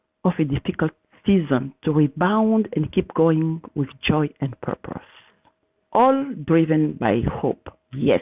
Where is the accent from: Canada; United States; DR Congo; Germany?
DR Congo; Katana, South Kivu; moved away; I was born in Katana in the Democratic Republic of Congo in the heart of Africa